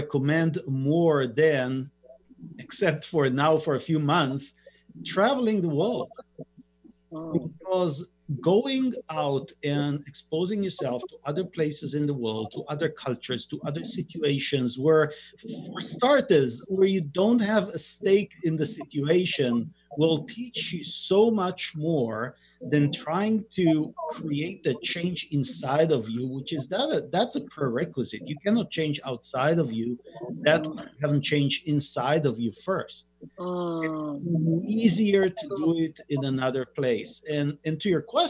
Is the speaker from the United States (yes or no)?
no; Israel; moved away; I grew up in Israel